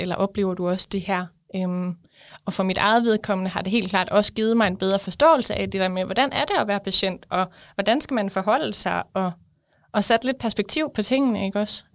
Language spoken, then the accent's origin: Danish; West Jutland, Central Denmark Region, Denmark; jeg kommer fra Vestjylland